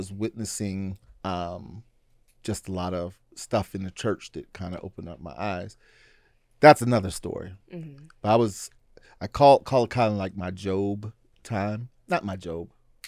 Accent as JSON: {"language": "English", "town": "Pittsburgh", "region": "Pennsylvania", "country": "United States", "lives_now": "Oregon, United States", "said": "So I moved from Pennsylvania."}